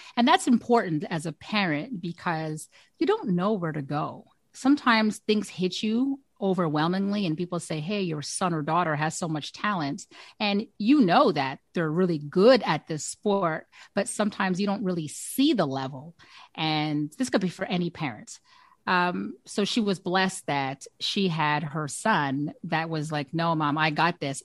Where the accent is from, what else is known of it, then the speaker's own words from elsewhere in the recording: Canada; as a Canadian